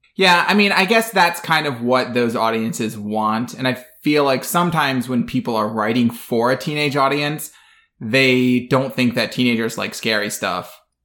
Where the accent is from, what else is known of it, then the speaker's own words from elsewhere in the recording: Midwest, United States; I grew up in the Midwest